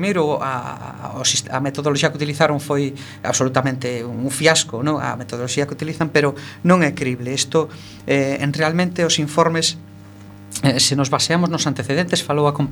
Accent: O Ribeiro, Galicia, Spain; Eu son do Ribeiro

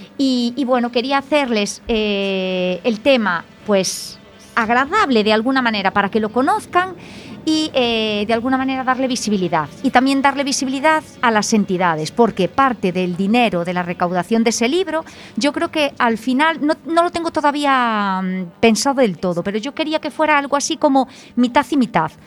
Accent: Betanzos, Galicia, Spain; now in Oleiros, Spain; Yo soy de Betanzos

